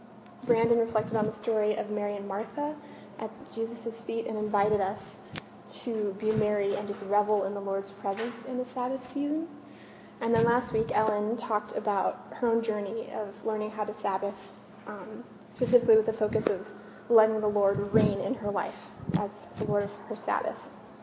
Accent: France; also born or lived in Germany; my parents were Americans, but I grew up in France, but I went to school in Germany

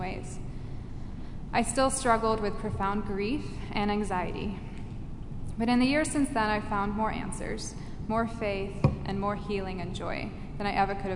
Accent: England, United Kingdom; I grew up in England where religion simply wasn't talked about at that time

